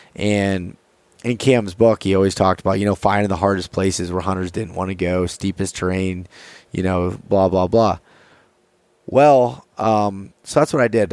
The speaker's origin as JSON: {"language": "English", "region": "north central Pennsylvania", "country": "United States", "tie": "born or raised there", "said": "I am from Pennsylvania, from a very small town in north central Pennsylvania. I grew up there my whole life"}